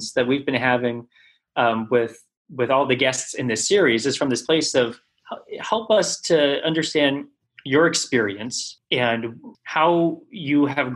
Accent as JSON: {"language": "English", "area": "South Orange County", "region": "California", "country": "United States", "tie": "born or raised there", "said": "my experience in growing up in South Orange County"}